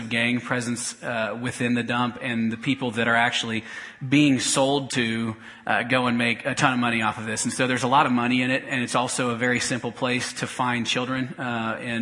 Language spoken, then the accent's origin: English; Topeka, Kansas, United States; moved away as an adult; I grew up in Topeka and moved away about 6 years ago to go to seminary